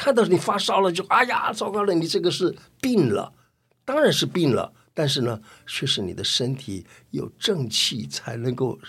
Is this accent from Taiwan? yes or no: no; China; 什么是自己治疗的方法？我们中国人真的有哎